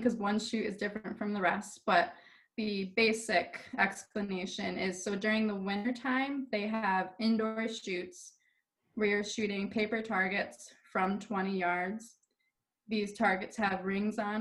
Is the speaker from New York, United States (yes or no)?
yes; Tully, New York, United States; I am from Tully, New York, which is upstate New York, not the city